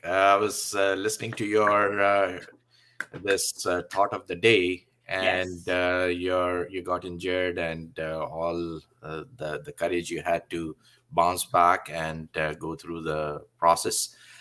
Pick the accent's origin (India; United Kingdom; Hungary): India; English is a second language; now in Canada; I was born in India, and born in a family where the environment was quite spiritual, not so religious, but spiritual environment.